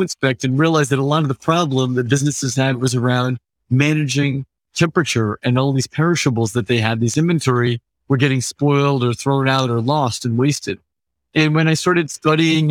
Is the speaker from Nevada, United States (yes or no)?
no; Central Valley, Northern California, United States; now in San Francisco, United States; I grew up in California, largely in Northern California, a couple hours outside San Francisco in the east, in the Central Valley